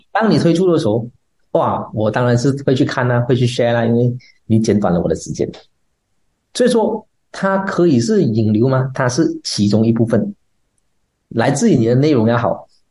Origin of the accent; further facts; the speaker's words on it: Malaysia; accent: Malaysian; 国外的人来马来西亚，他也学我们的口音啊